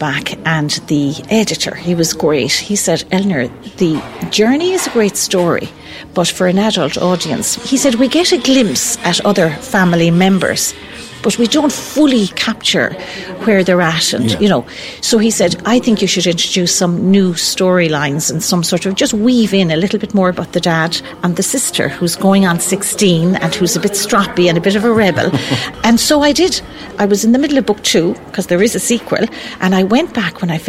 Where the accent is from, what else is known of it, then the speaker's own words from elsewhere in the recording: Dungarvan, Munster, Ireland; now in Cork, Ireland; I'm from Dungarvan originally